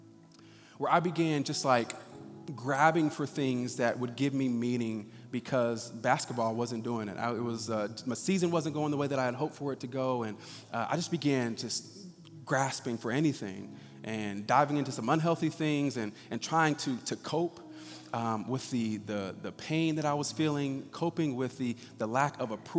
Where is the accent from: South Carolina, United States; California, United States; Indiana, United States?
Indiana, United States; Indianapolis; I was born and raised right here in Indianapolis